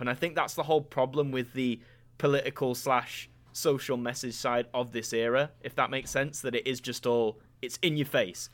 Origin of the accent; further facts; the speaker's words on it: United Kingdom; a stupid Brits curiosity like mine